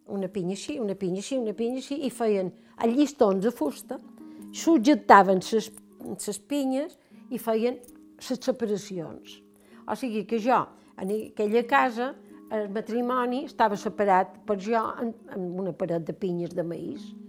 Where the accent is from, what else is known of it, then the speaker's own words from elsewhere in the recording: Palma, Balearic Islands, Spain; also born or lived in Valdeón / León; jo venc de Palma